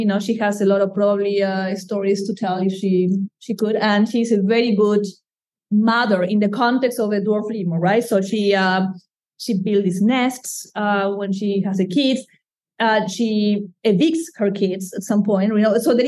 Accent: Madagascar; moved away; I try to put the distance because, again, I come from Madagascar, so I see them as wild lemurs, even if they are here.

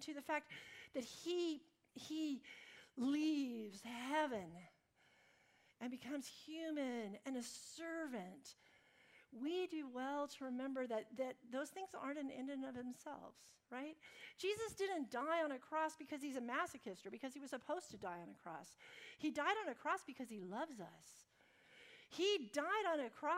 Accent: United States; Because I'm American and because I have all these degrees

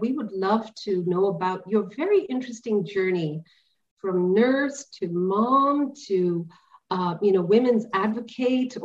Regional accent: India; being an Indian

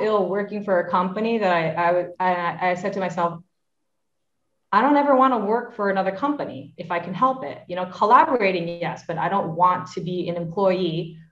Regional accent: New York, United States; my two brothers and I grew up in New York

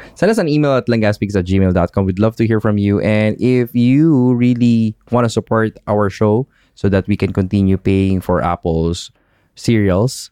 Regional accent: Philippines; moved away as an adult; now in United Arab Emirates; growing up in the Philippines

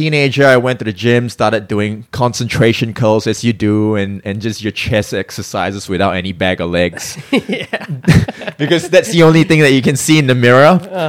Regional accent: Singapore; also born or lived in Melbourne, Australia; So, I mean, I'm born in Singapore, I'm Singaporean, but I spent about 16 years in Australia, Melbourne, Australia, which I call my home.

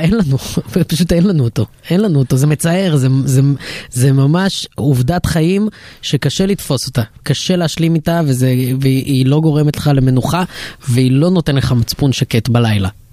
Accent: Israel

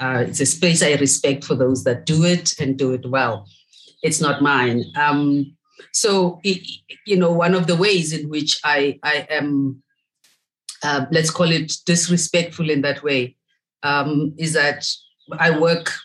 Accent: Soweto, Gauteng, South Africa; I'm from Soweto originally.

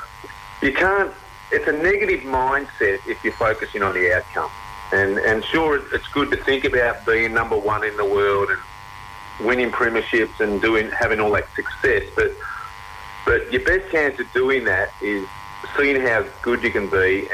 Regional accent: Lake Eildon, Victoria, Australia; moved away; I was originally from Lake Eildon.

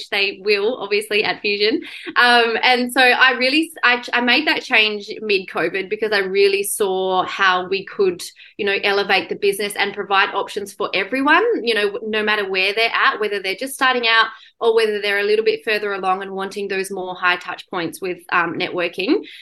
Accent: Perth, Western Australia, Australia; also born or lived in London; I had moved back from London and Perth was my hometown

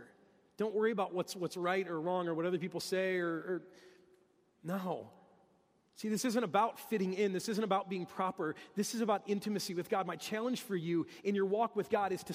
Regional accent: Detroit, Michigan, United States; I'm from Detroit, and that's what we talk about in Detroit, the big three

